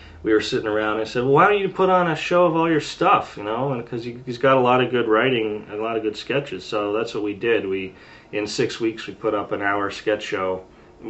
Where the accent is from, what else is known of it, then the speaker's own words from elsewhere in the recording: Canada; moved away as an adult; also born or lived in Cleveland, Ohio; now in Los Angeles, United States; I'm Canadian, I'm not allowed to work in the U.S.